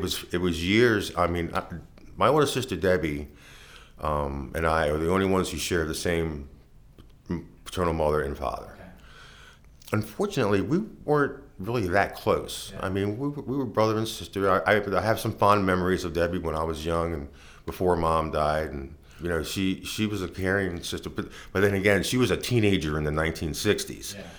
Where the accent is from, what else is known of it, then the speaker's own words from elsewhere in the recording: Baltimore, Maryland, United States; I was born and raised in Baltimore City